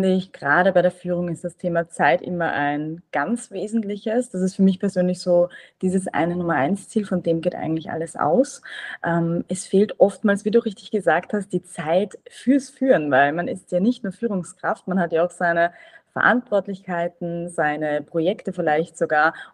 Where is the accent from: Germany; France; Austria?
Austria; Vienna; ich bin ursprünglich aus Wien